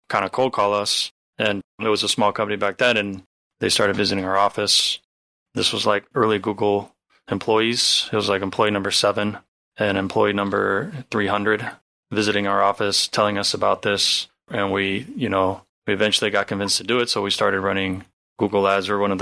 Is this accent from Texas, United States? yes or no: no; Santa Monica, California, United States; I was born and raised in Santa Monica